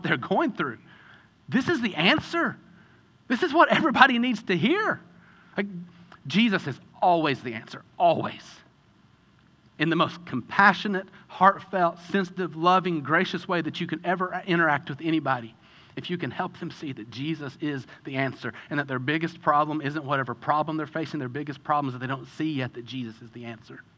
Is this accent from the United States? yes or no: yes; Kentucky, United States; I grew up in Kentucky